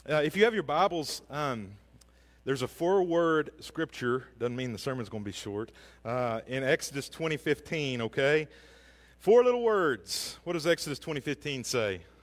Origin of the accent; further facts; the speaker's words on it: Hackett, Arkansas, United States; We grew up in Hackett, which is outside of Greenwood, if you know where that is, south of Fort Smith.